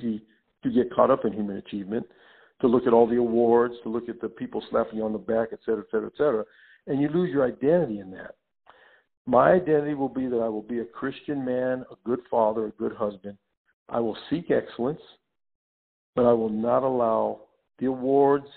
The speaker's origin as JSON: {"language": "English", "town": "Los Angeles", "region": "California", "country": "United States", "tie": "born or raised there", "said": "I grew up in Los Angeles"}